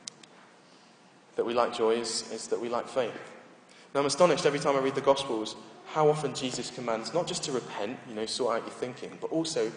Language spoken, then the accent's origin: English; United Kingdom; we're British